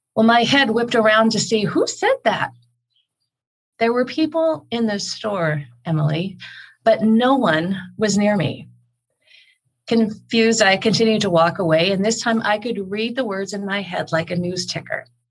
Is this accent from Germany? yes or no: no; Canada; now in Calgary, Canada; I am Canadian. I'm here in Calgary, Alberta